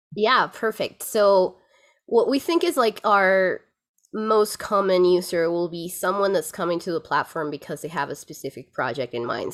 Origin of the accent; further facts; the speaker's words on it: Lima, Peru; moved away as an adult; now in Aspen, United States; I'm originally from Lima, Peru